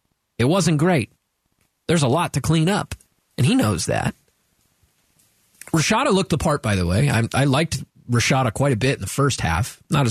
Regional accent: Dallas, Texas, United States; now in Phoenix, United States; in the middle of the country in my hometown of Dallas

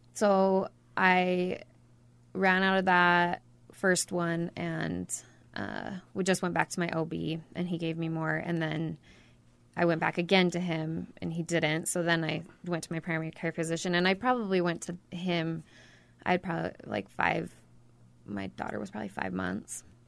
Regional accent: Ogden, Utah, United States; now in Mountain Green, United States; I grew up in Ogden

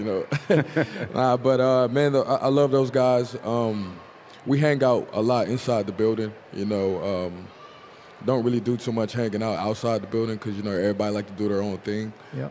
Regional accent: Tulsa, Oklahoma, United States; moved away; Tulsa, we got all four seasons

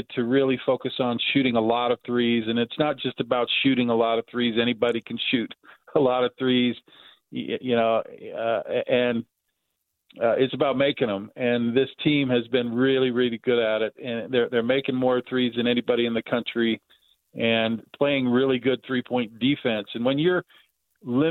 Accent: Salt Lake City, Utah, United States; as a child growing up in Salt Lake City

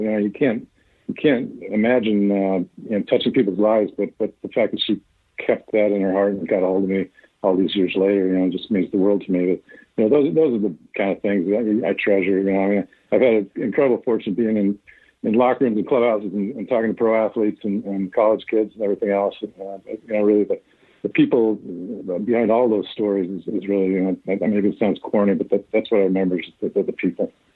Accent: Bothell, Washington, United States; I grew up in Bothell. Uh, I went to Bothell High School

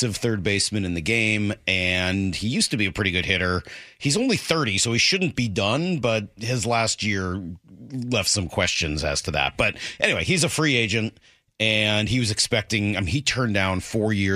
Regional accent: Northeast, United States; now in Seattle, United States; Growing up in the Northeast where winters are, you know, awful

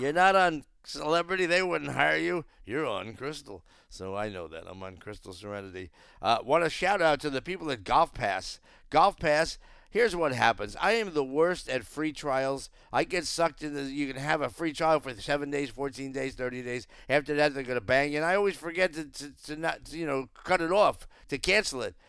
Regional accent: Northeast, United States; we're all from the Northeast

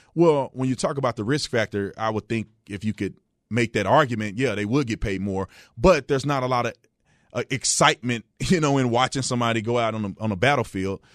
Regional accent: Fort Worth, Texas, United States; moved away; also born or lived in Arizona; I was born and raised in in Fort Worth, Texas

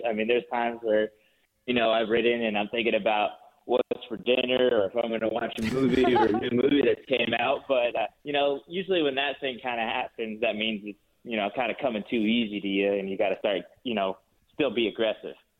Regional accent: Four Corners region, Utah, United States; also born or lived in Salt Lake City, Utah; I, was raised down in the Four Corners region on the Navajo Reservation, just south of Blanding, Utah, there, uh, north of Montezuma Creek, uh, Utah

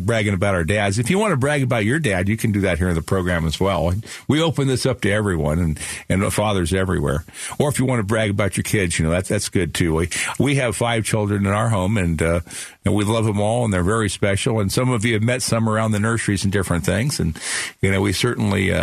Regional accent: Phoenix, Arizona, United States; that's kind of where we grew up in Sunny Slope.

